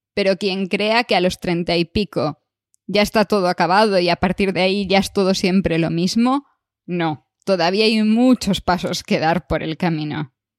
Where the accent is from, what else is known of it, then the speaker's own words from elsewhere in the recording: Galicia, Spain; moved away; yo soy gallega